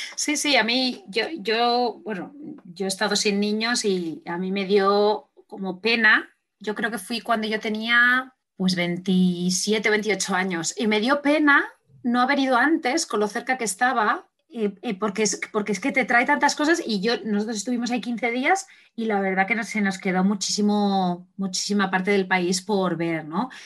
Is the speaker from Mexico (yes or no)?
no; Spain; moved away; yo, soy de España, aunque no vivo aquí.